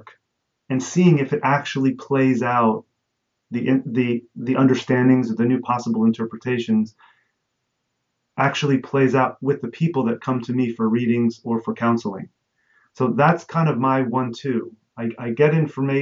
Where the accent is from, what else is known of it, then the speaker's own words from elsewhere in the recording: Jersey Shore, New Jersey, United States; when I was a kid, I grew up on the Jersey Shore.